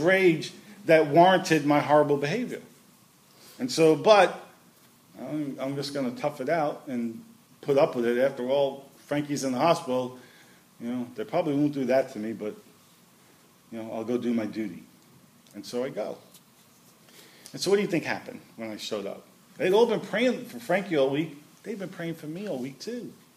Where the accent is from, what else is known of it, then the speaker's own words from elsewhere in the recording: New York City, New York, United States; I grew up in Brooklyn